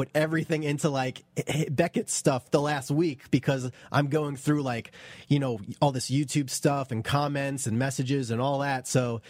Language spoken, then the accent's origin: English; Long Island, New York, United States; moved away as an adult; now in Los Angeles, United States; We're from the same high school in Long Island.